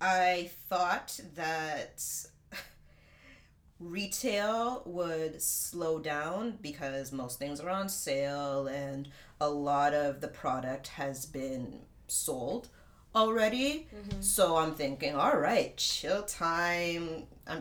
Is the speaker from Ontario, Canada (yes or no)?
yes; Markham, Ontario, Canada; my hometown, Markham